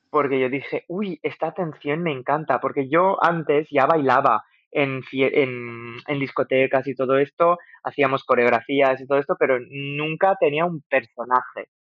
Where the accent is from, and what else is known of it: Algeria; moved away